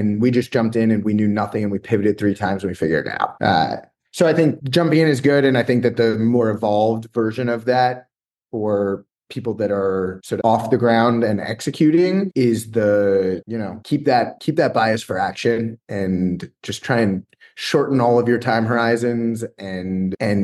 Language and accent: English; New York area, United States; I'm from the New York area